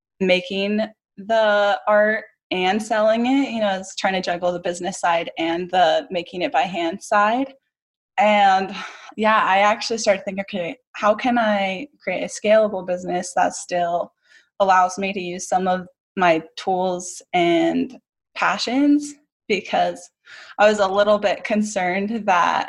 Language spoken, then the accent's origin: English; Utah, United States; also born or lived in Hawaii; I actually grew up in Utah